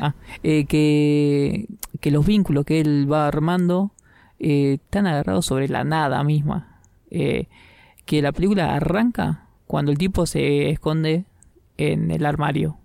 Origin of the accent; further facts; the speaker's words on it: Argentina; yo soy argentino